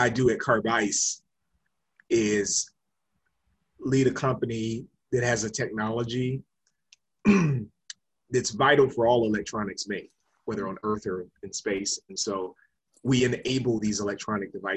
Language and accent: English; Pensacola, Florida, United States; also born or lived in Detroit, Michigan; I grew up in Pensacola, Florida, was born in Detroit, spent the first few years of my life there.